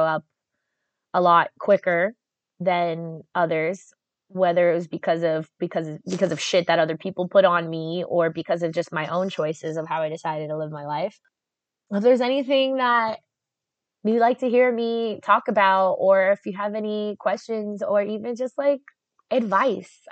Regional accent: South Florida, United States; I'm from South Florida, which is North Central America.

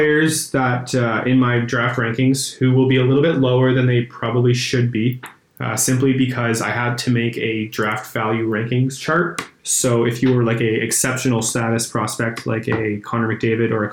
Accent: Canada; we're Canadian

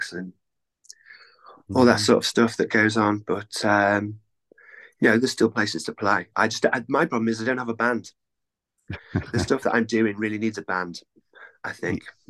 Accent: North Wales, United Kingdom; moved away as an adult; now in Cardiff, United Kingdom; I grew up in North Wales, which is it's about 200 miles drive

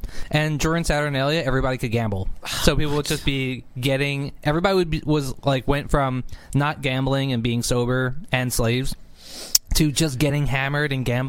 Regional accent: Philadelphia, Pennsylvania, United States; Because I'm from Philadelphia, I love saying yo to people.

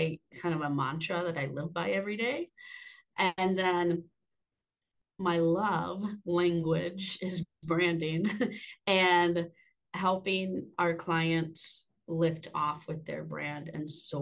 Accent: Austin, Texas, United States; moved away as an adult; now in Boone, United States; I am a Texas girl at heart. I grew up in Austin, Texas, and I moved to the mountains in 2019

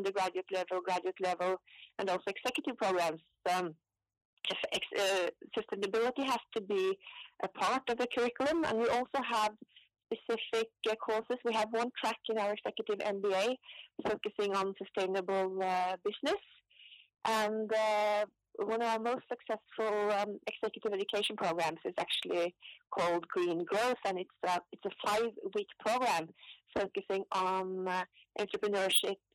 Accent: Oslo, Norway; also born or lived in London; So I was born in Oslo and grew up in my father's shoe shop.

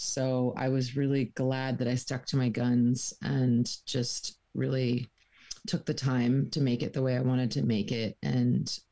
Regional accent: Peterborough, Ontario, Canada; born or raised there; now in St. John's, Canada

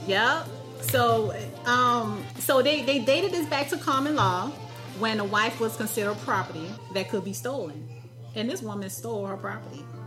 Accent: South Carolina, United States; now in Raleigh, United States; I'm from South Carolina

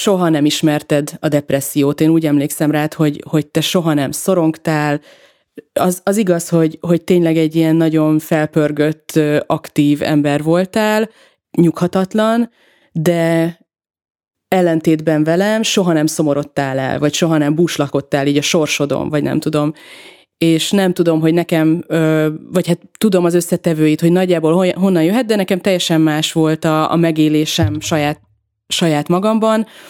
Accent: Veszprém, Veszprém County, Hungary; moved away; Mi ugye együtt nőttünk fel egy házban, Veszprémben, az ő házukban

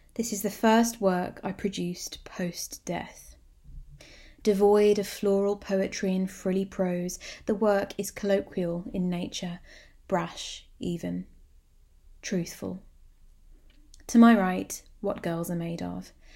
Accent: Birmingham, West Midlands, United Kingdom; my hometown

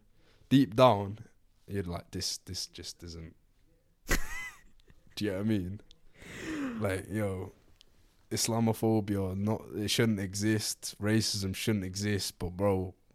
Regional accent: Birmingham, West Midlands, United Kingdom; That's not Scouse. I'm from Birmingham.

